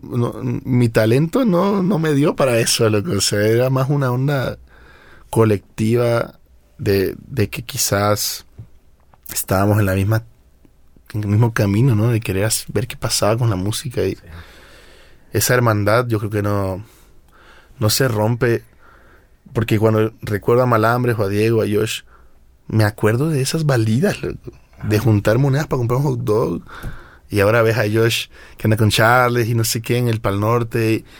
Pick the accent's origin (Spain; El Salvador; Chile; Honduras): El Salvador; moved away as an adult; now in Mexico; vine desde El Salvador a estudiar música